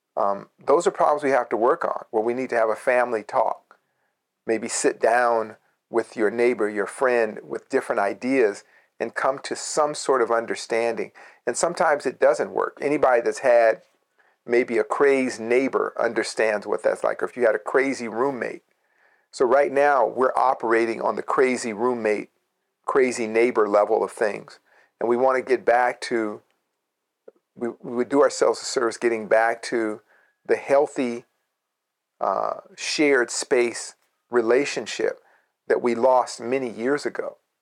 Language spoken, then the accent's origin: English; Berkeley, California, United States; growing up in Berkeley